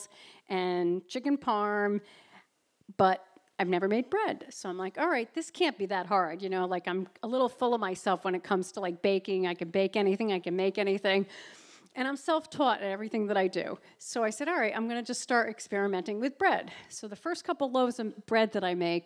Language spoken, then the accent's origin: English; New Haven, Connecticut, United States; moved away as an adult; now in Cape Cod, United States; I grew up near New Haven, Connecticut